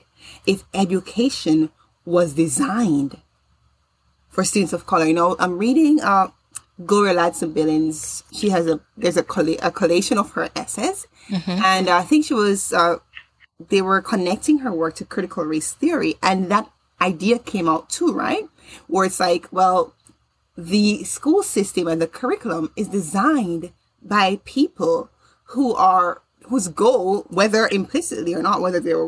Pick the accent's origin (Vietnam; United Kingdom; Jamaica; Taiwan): Jamaica; now in United States; I grew up in Jamaica